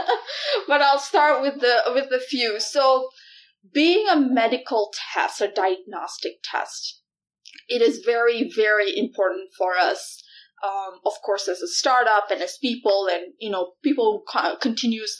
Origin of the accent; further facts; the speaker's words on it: Malaysia; moved away as an adult; now in Iowa, United States; I was born and raised in Malaysia and moved to Iowa when I was 19.